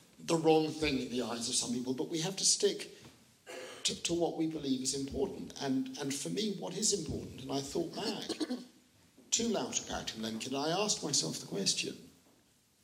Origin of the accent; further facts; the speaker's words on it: United Kingdom; we are British Jewish lawyers